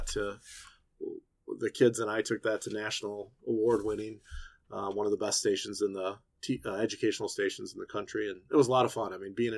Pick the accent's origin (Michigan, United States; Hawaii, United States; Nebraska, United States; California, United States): Michigan, United States; Jackson; also born or lived in Detroit / Lansing; I was from Jackson